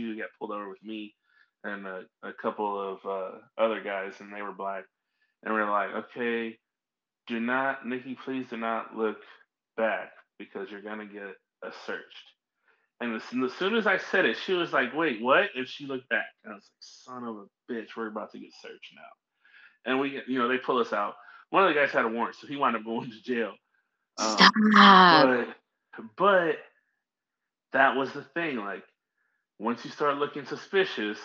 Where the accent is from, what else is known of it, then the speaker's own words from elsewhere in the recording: St. Louis, Missouri, United States; I'm from St. Louis